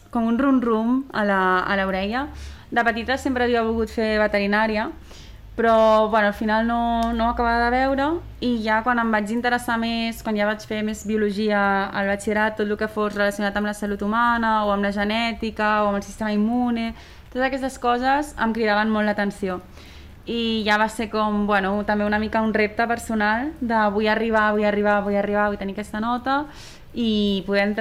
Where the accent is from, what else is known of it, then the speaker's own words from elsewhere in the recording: Sant Cugat, Catalonia, Spain; tinc 25 anys, sóc de Sant Cugat i he estudiat Medicina